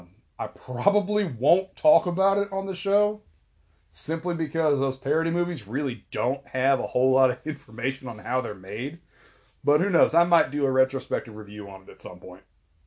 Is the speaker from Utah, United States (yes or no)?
yes; Salt Lake City, Utah, United States; Growing up in the Salt Lake City area